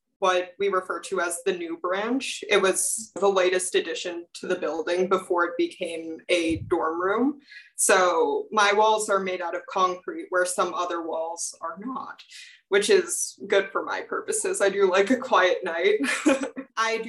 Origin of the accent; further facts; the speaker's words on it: Houston, Texas, United States; moved away as an adult; now in Walla Walla, United States; I'm coming from Houston, Texas, and I live in North Hall